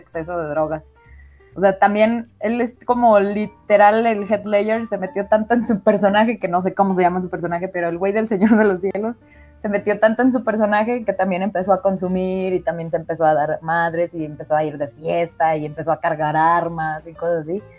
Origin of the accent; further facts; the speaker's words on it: San Juan de los Lagos, Jalisco, Mexico; San Juan de los Lagos, Jalisco. Eh, es de donde yo soy